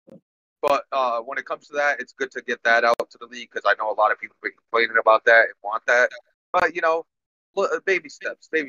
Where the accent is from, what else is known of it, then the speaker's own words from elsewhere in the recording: Massachusetts, United States; I am from Mass. You know, it's our slang here